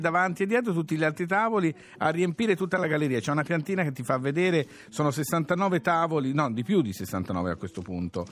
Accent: Tuscany, Italy; sei toscano come me

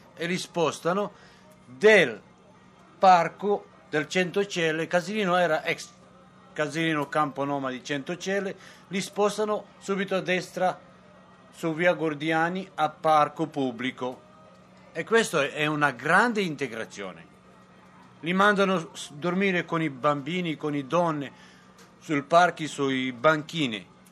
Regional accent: Montenegro; now in Rome, Italy; sono nato a Montenegro

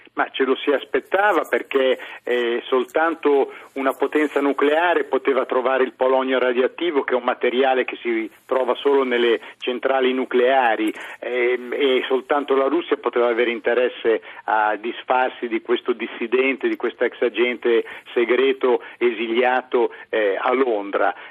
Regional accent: Bologna, Emilia-Romagna, Italy; moved away as an adult; now in London, United Kingdom; io sono emiliano di Bologna

